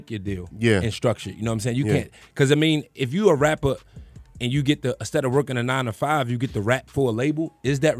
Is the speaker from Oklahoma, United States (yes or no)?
no; Baltimore, Maryland, United States; growing up in Baltimore City